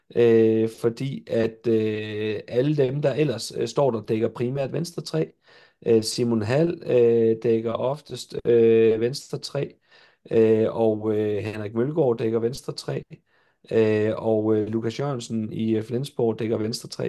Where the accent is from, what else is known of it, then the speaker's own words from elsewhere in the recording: Jutland, Denmark; jeg er jo jyde